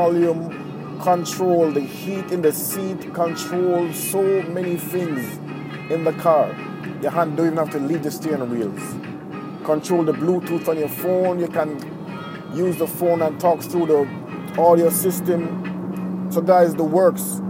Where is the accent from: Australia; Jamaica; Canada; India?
Jamaica; now in Japan; I'm from Jamaica